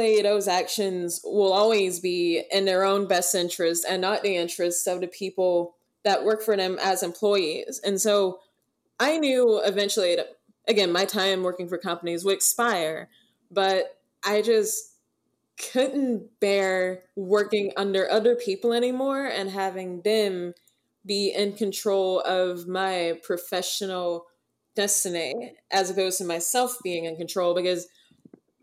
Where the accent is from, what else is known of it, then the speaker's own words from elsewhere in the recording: suburbs of Atlanta, Georgia, United States; when I first started in modeling, it was as a teenager in the suburbs of Atlanta